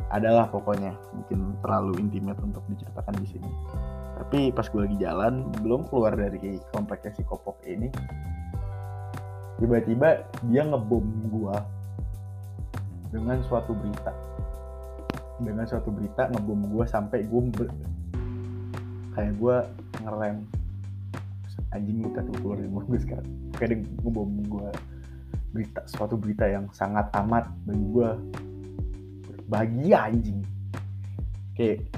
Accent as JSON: {"language": "Indonesian", "town": "Depok", "region": "West Java", "country": "Indonesia", "tie": "born or raised there", "said": "gue tumbuh di Depok kota yang menurut orang-orang tuh absurd gue juga mikir absurd sih ya, cuman ini adalah tempat dimana gue tumbuh gitu ini tempat dimana gue berkembang"}